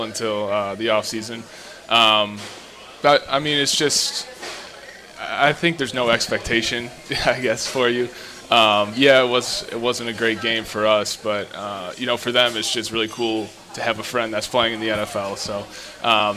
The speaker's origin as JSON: {"language": "English", "town": "Naperville", "region": "Illinois", "country": "United States", "tie": "born or raised there", "also_born_or_lived": "Boston", "moved": "as an adult", "lives_now": "Tampa, United States", "said": "I'm from Naperville."}